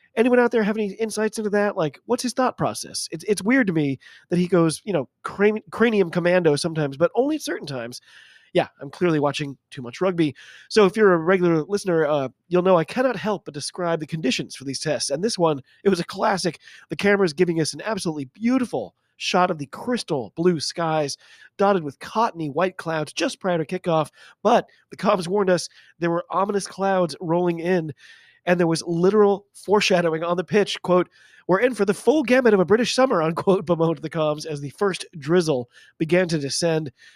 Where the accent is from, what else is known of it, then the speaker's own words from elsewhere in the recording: United States; I'm an American rugby fan